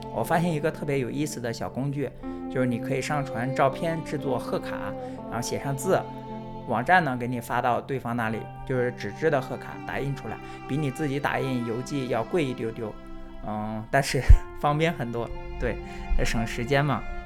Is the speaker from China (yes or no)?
yes; China; now in United States; 我是在中国出生、中国长大